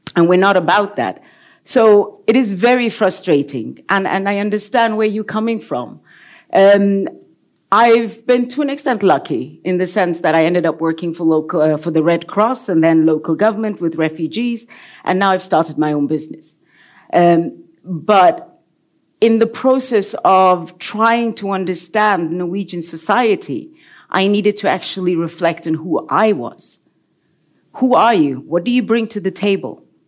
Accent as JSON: {"language": "English", "region": "KwaZulu-Natal", "country": "South Africa", "tie": "born or raised there", "also_born_or_lived": "United Kingdom", "moved": "as an adult", "lives_now": "Norway", "said": "I come from South Africa. I grew up in apartheid South Africa."}